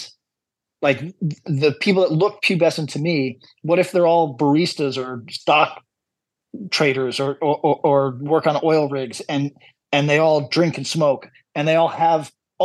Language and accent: English; United States; moved away; I come from the United States